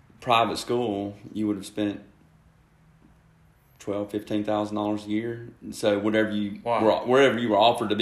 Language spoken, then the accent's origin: English; Greenville, Mississippi, United States; moved away as an adult; now in Jackson, United States; I grew up here in Mississippi, and actually grew up in Greenville.